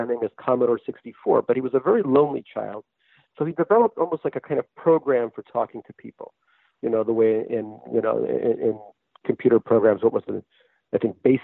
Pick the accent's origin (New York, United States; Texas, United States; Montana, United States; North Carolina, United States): New York, United States; New York City; also born or lived in Russia; I grew up in New York